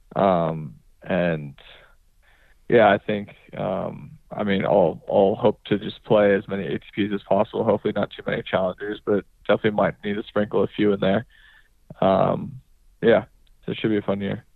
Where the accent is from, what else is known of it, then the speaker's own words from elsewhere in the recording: California, United States; I growing up in California